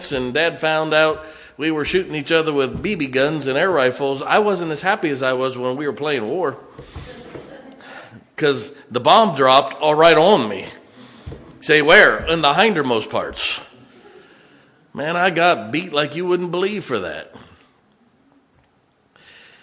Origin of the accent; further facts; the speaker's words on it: Ohio and Indiana, Midwest, United States; moved away; I grew up in Ohio and in Indiana